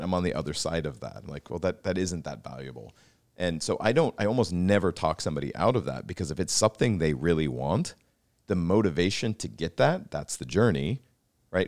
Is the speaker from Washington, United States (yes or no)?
yes; Pacific Northwest, outside of Seattle, Washington, United States; I grew up in the Pacific Northwest in a sister city to Vancouver outside of Seattle